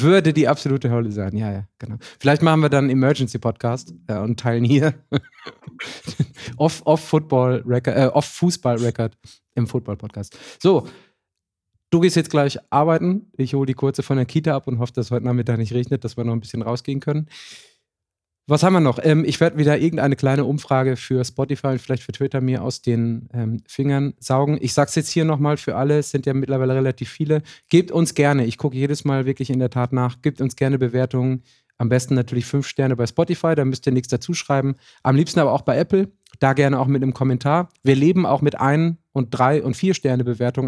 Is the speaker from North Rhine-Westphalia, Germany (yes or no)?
yes; Ruhr area, North Rhine-Westphalia, Germany; bei uns im Ruhrgebiet